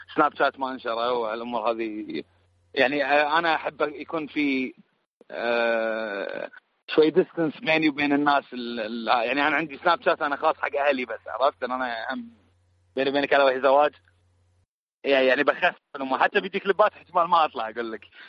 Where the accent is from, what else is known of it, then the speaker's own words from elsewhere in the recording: Kuwait; عندنا بالكويت